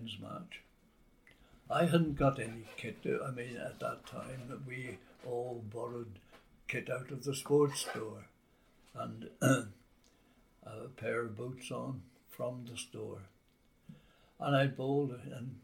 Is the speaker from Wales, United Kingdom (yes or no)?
yes; Newtown, Wales, United Kingdom; I was a local lad living in Newtown